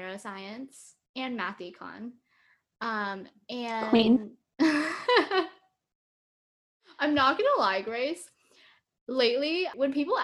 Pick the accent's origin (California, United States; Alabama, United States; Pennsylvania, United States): California, United States; Bay Area; moved away; growing up in the Bay Area, like everyone is very STEM oriented